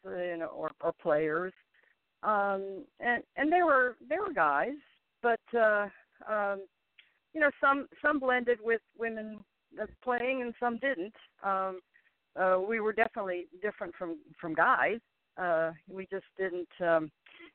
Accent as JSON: {"language": "English", "town": "Chicago", "region": "Illinois", "country": "United States", "tie": "born or raised there", "also_born_or_lived": "Kansas", "moved": "as an adult", "lives_now": "Houston, United States", "said": "I grew up in Chicago, went to school in Kansas"}